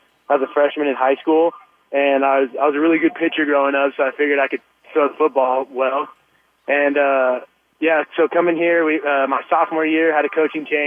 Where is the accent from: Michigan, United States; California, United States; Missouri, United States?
California, United States; Northern; moved away as an adult; now in San Diego, United States; I'm from Northern California, and it rains a little bit there